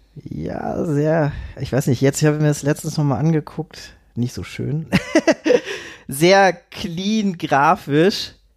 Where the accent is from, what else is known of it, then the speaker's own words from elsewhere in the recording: Itzehoe, Schleswig-Holstein, Germany; also born or lived in Vienna; now in Hamburg, Germany; ursprünglich komme ich aus Itzehoe, das ist eine Kleinstadt bei Hamburg.